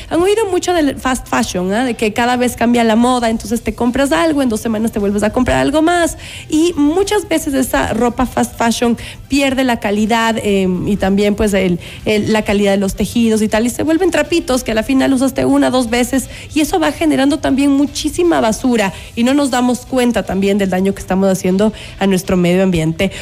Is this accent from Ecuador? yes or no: yes; Ecuador; nos ha representado de una manera increíble a los ecuatorianos